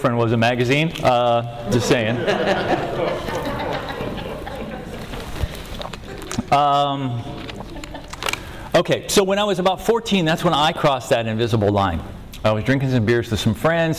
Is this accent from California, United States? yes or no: yes; Venice, California, United States; born and raised in Venice, where the debris meets the sea.